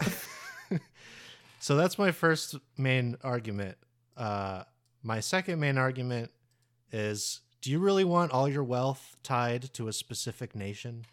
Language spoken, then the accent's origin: English; United States; we're all American